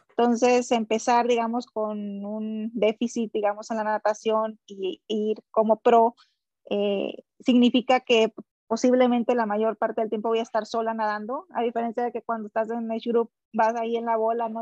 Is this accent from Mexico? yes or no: yes; Villa Benito Juárez, Sinaloa, Mexico; born or raised there; also born or lived in Culiacán, Sinaloa; now in United States